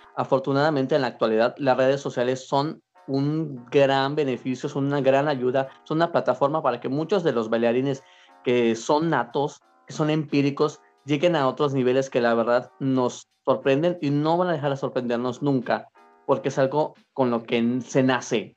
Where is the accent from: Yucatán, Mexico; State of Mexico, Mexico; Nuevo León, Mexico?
Yucatán, Mexico; Mérida; yo soy de aquí de Mérida